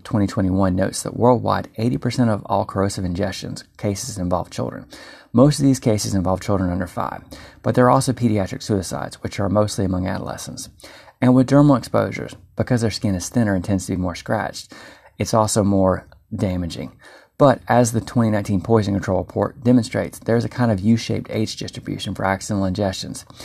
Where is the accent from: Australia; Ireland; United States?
United States; North Carolina; I'm from North Carolina